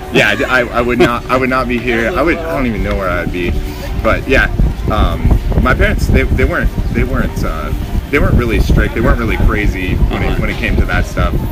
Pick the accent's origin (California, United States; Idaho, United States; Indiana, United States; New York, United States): California, United States; Big Bear; moved away; also born or lived in Orange County, California; I grew up in Big Bear, California, San Bernardino County